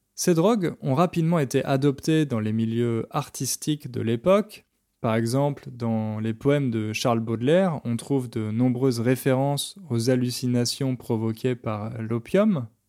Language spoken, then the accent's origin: French; France